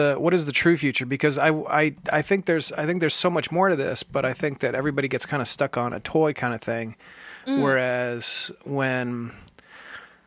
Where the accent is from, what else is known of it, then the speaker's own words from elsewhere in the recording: United States; accent: Ohio/Brooklyn; also born or lived in Ohio / Brooklyn, New York; I have my Ohio/Brooklyn accent that I use